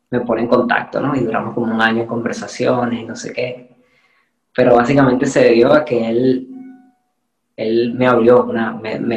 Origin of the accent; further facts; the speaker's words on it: Venezuela; accent: Venezuelan, picking up Spanish (Spain) accent; now in Spain; yo soy venezolano. Cuando yo estoy en Venezuela o estoy fuera de aquí, o sea, imposible que me confundan